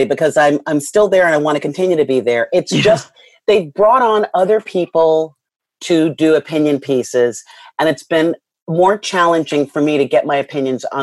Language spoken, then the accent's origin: English; New York City, New York, United States; I grew up in a part of Queens, St. Albans